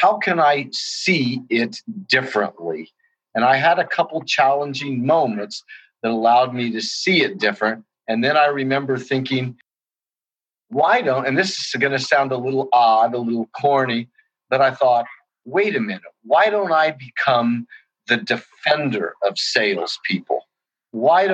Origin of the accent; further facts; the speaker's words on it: Indianapolis, Indiana, United States; also born or lived in Washington, D.C.; I'm from Indianapolis, Indiana, here in the Midwest.